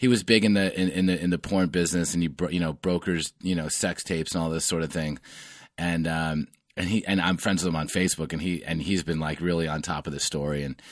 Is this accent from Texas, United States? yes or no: no; New York, United States; I grew up in the New York media market.